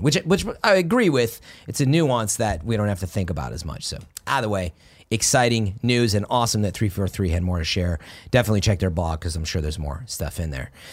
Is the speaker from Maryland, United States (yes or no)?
no; Chicago, Illinois, United States; moved away; I'm from Chicago.